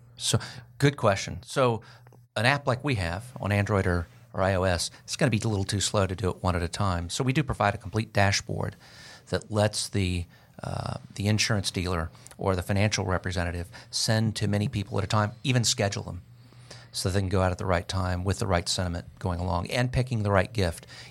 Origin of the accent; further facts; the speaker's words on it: Florida, United States; now in Georgia, United States; I'm from Florida, so I've been in Georgia for thirty years